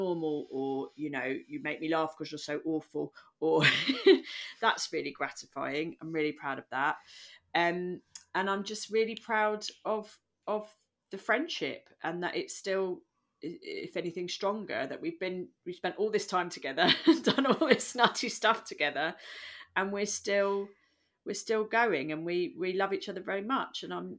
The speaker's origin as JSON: {"language": "English", "region": "London", "country": "United Kingdom", "said": "She was literally born on the other side of the world. And I'm from London."}